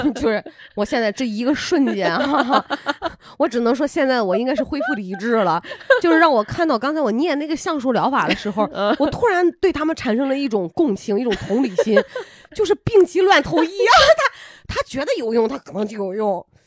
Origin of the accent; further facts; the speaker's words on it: Qingdao, Shandong, China; accent: Qingdao dialect; 青岛话管那种米虫叫做油子